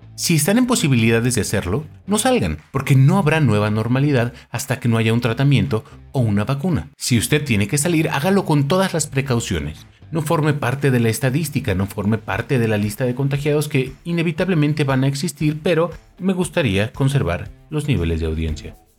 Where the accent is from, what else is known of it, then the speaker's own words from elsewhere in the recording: Mexico; como buen mexicano crecí